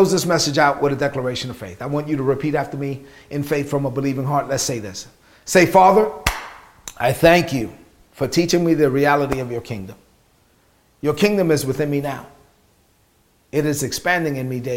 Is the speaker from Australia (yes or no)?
no; New York City, New York, United States; growing up in East New York, Brooklyn, as a child of immigrant parents in the United States